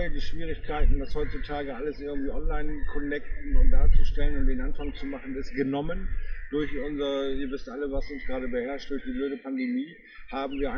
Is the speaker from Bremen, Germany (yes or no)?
yes; Bremerhaven, Bremen, Germany; now in Bremen, Germany; Da bin ich irgendwie in Bremerhaven ohne Erstliga-Fußballteam äh, groß geworden. Das heißt, bei uns wurde Fußball ja auch eine schöne Sache, aber es bestimmt nicht unser Leben. Hier in Bremen ist das schon wieder eine ganz andere Baustelle.